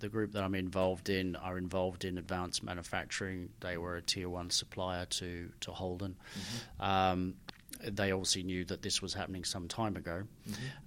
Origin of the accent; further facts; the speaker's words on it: Australia; moved away; my dad was Australian and I grew up in Australia